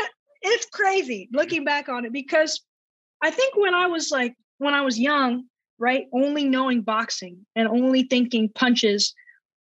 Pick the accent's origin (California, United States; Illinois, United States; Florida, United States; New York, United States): Florida, United States; Orlando; I'm from Orlando, Florida, and I'm a mixed martial arts fighter